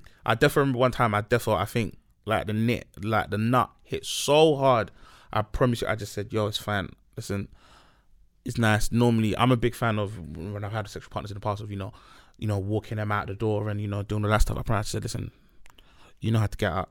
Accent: Nigeria; moved away; We're both Nigerian

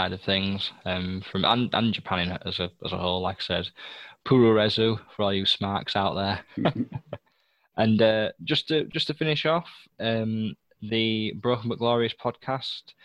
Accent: England, United Kingdom; British gentleman, English gentleman

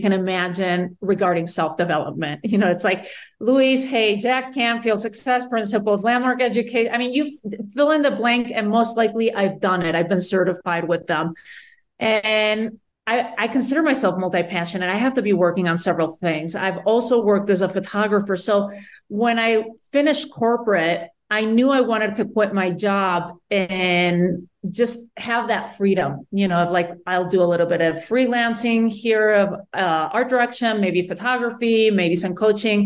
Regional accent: Spain; moved away as an adult; now in United States; Born and raised in Spain, I came to the U.S., when I was in my 20s for college

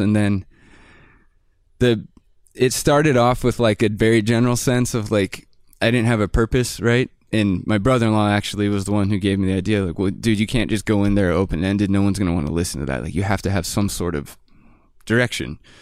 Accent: Bellingham, Washington, United States; I'm from Bellingham, Washington, and it's a pretty artsy community

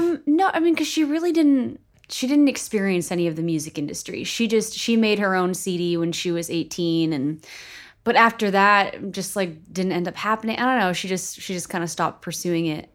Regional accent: Beverly, Massachusetts, United States; moved away; also born or lived in Salem, Massachusetts / Cape Cod, Massachusetts / Los Angeles; I grew up north of Boston.

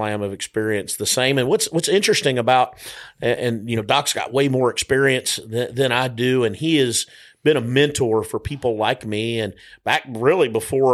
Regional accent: South Carolina, United States; my home state of South Carolina

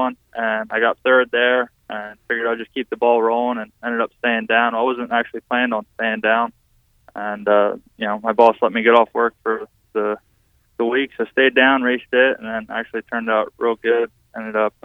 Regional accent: Pennsylvania, United States; I'm from Pennsylvania

